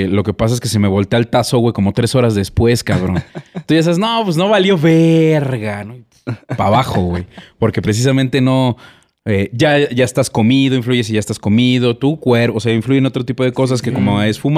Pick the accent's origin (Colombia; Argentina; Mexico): Mexico; Córdoba, Veracruz; also born or lived in Cardel; Cardel y también me criaron en Córdoba.